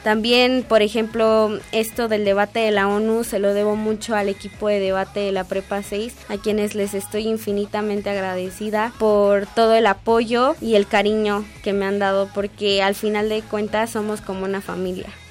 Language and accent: Spanish; Mexico City, Mexico; Yo nací aquí en la Ciudad de México el 28 de agosto del año 2000